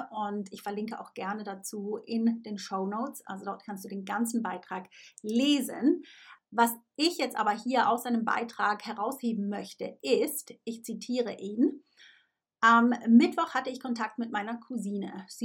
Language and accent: German; Switzerland; moved away; Es ist natürlich meine Pflicht als Schweizerin, ja, und auch ein absolutes Privileg, ein wertvolles Privileg, das ich zu schätzen weiß, ganz egal, wo in der Welt ich lebe.